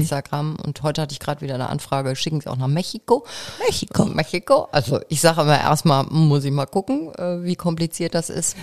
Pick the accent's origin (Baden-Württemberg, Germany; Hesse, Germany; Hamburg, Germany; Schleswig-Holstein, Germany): Schleswig-Holstein, Germany; Kiel; moved away; Ich bin eben doch Kind des Nordens, stelle ich immer wieder fest. Ja. Ich bin ja gebürtige Kielerin